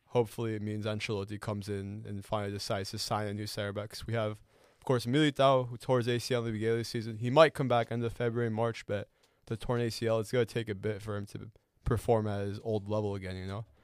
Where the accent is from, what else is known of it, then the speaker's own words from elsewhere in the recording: Chicago, Illinois, United States; moved away; I used to live in that type of weather. I'm from Chicago